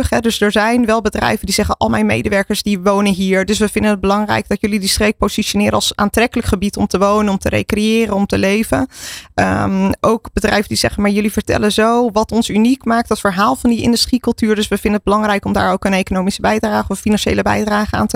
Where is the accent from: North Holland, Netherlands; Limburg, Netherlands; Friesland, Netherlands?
North Holland, Netherlands; Zaanstreek; also born or lived in Maastricht; Ik ben getogen in de Zaanstreek zelf. Nou ja. Eh, dus eh, ja, ik ben er opgegroeid.